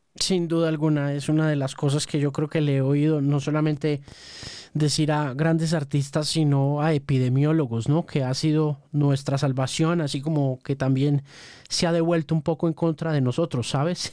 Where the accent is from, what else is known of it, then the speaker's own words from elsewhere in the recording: Colombia; yo soy periodista colombiano